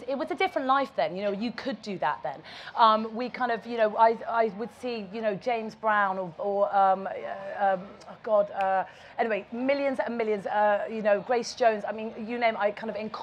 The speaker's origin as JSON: {"language": "English", "town": "Ibiza", "region": "Balearic Islands", "country": "Spain", "tie": "born or raised there", "also_born_or_lived": "England", "moved": "yes", "said": "I was brought up in Ibiza, I was living in England, I was at boarding school"}